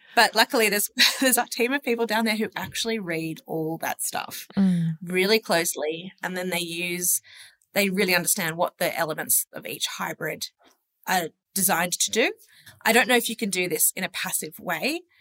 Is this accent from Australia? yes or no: yes; Sydney, New South Wales, Australia; born and raised in Sydney